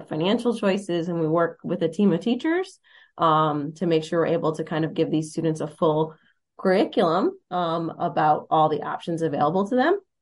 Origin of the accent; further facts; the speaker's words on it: United States; moved away as an adult; I'm from Monroe County